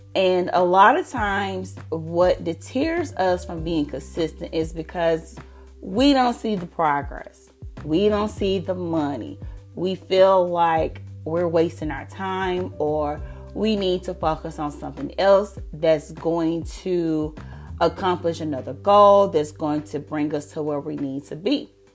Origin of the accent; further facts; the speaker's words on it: the South, United States; I'm from the South